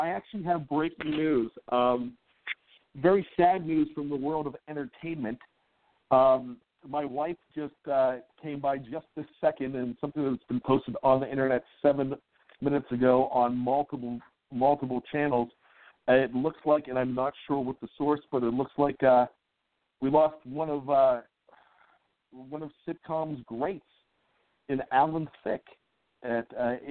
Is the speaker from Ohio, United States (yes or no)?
no; Western Pennsylvania, United States; I grew up in Western Pennsylvania with a dad that I still get a chance to watch the games